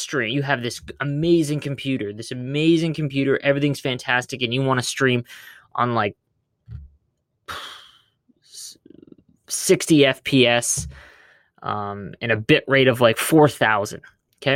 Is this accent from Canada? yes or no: yes; Canada; I'm Canadian